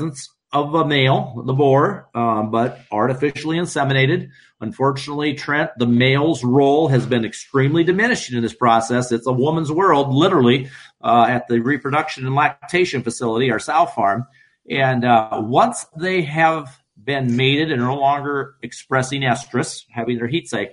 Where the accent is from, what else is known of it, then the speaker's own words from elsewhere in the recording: Iowa, United States; We're from Iowa